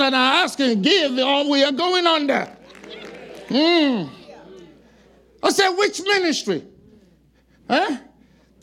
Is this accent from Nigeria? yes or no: yes; Nigeria; now in Fayetteville, United States; among Nigerians, I'm not Nigerian enough